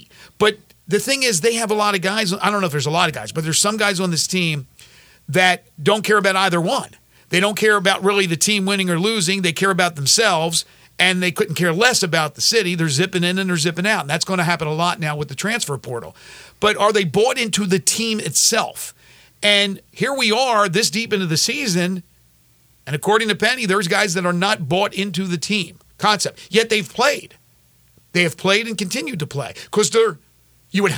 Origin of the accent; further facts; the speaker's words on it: Cheyenne, Wyoming, United States; now in Memphis, United States; I'm from Cheyenne, Wyoming